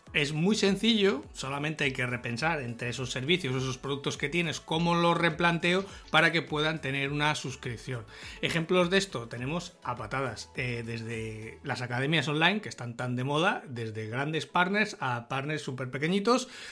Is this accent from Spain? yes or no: yes; Salamanca, Castile and León, Spain; soy de Salamanca